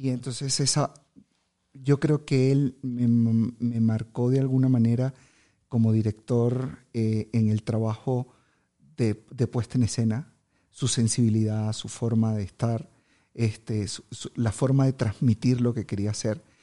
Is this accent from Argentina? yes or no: no; Venezuela; soy venezolano